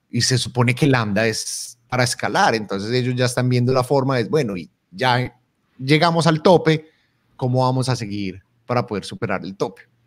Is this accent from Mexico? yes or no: no; Colombia; en Colombia utilizamos la vaina como esa cosa